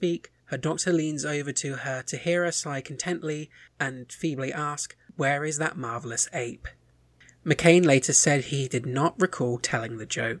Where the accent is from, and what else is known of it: United Kingdom